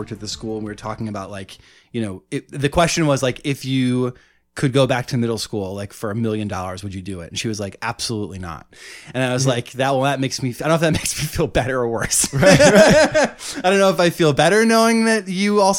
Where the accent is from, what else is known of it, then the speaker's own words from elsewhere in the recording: Ithaca, New York, United States; I grew up in Ithaca, which was small.